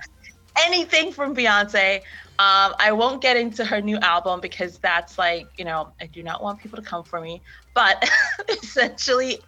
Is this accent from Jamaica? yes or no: yes; Jamaica; also born or lived in Connecticut / Providence, Rhode Island; now in United States; I was born and raised in Jamaica. I moved to Connecticut of all places. Well, not me, my family. They dragged us here